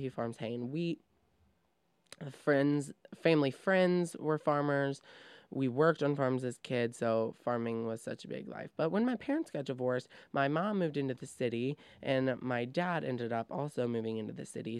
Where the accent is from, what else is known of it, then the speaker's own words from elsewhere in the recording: Trenton, Ohio, United States; I come from Trenton, Ohio, which is a very suburb, suburban place